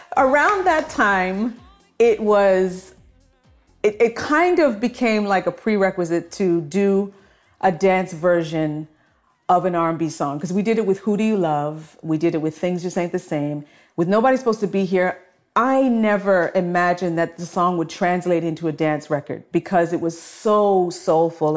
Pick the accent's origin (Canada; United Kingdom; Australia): Canada; Toronto, Ontario; also born or lived in Scarborough, Toronto; I grew up in, in Flemington Park and then moved to Scarborough